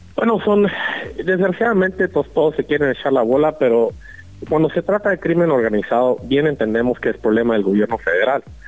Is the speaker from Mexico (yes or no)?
yes; Mexico; como mexicanos